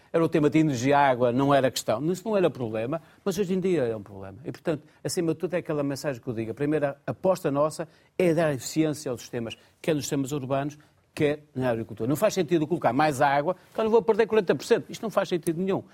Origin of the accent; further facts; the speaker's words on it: Porto, Norte, Portugal; Eu sou do Porto